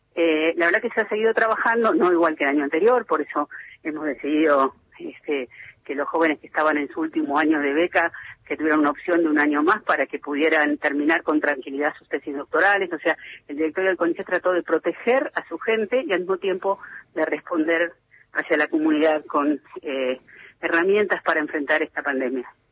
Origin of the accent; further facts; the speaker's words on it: Buenos Aires, Argentina; Yo soy de Capital.